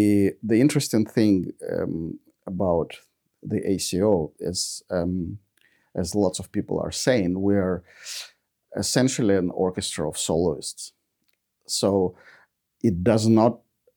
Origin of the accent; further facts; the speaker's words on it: Ukraine; now in Australia; I was born in Ukraine